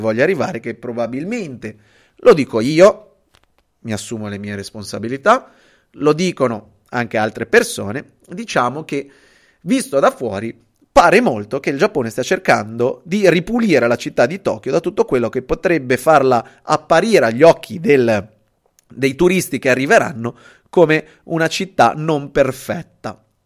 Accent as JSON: {"language": "Italian", "town": "Genoa", "region": "Liguria", "country": "Italy", "also_born_or_lived": "Venice", "said": "io sono genovese, eh, sono qua a Genova"}